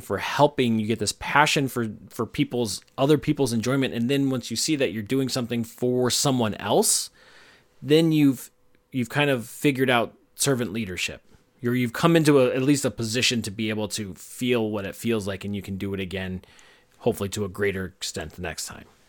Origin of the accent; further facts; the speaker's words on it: United States; We're Americans